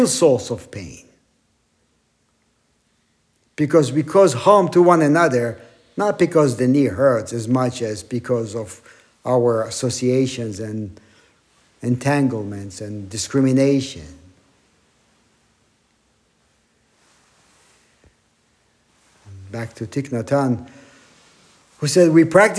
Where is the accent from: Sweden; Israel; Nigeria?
Israel; now in Wyckoff, United States; growing up in Israel, still having family there.